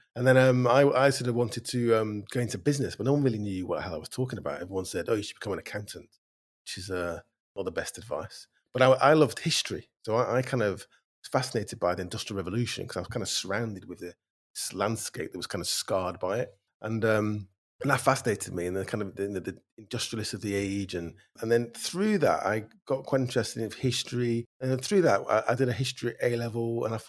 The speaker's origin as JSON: {"language": "English", "town": "Bacup", "region": "North West England", "country": "United Kingdom", "tie": "born or raised there", "also_born_or_lived": "Stoke-on-Trent", "said": "and then I moved up to Lancashire when I was kind of 9. My dad got a job in Manchester. And I grew up in a mill town in Lancashire, quite a small one, called Baker, Rosendale."}